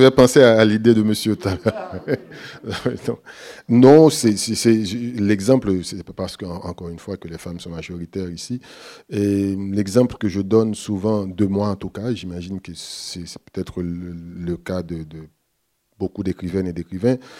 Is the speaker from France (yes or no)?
no; Haiti; je suis haïtien